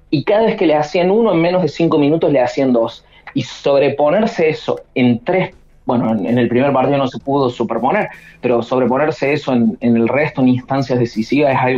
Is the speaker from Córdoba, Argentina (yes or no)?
yes; Río Cuarto, Córdoba, Argentina; yo soy de Córdoba, de la zona de Río Cuarto